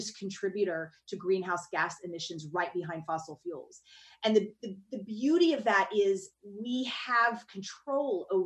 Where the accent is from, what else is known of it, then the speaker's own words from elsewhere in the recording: the South, United States; I grew up in the South